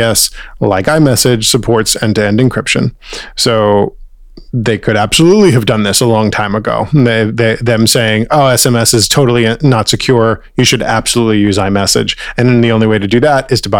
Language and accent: English; United States